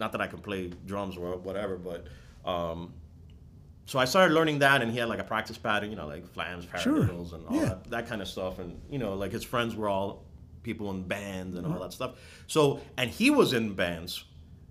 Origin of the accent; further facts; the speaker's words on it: Miami, Florida, United States; I'm from Miami